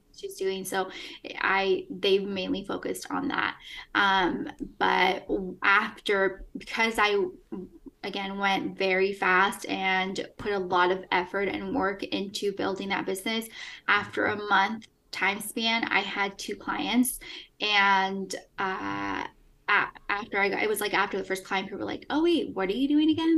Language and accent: English; Eugene, Oregon, United States; also born or lived in Peru / Los Angeles, United States; I'm from Eugene, Oregon